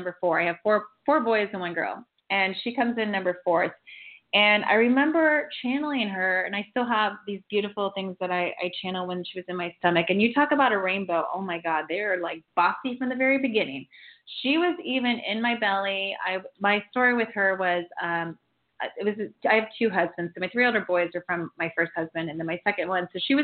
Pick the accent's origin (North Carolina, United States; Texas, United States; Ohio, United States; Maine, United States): Ohio, United States; Galena; also born or lived in Auburn, California; now in Santa Barbara, United States; I'm from Galena, Ohio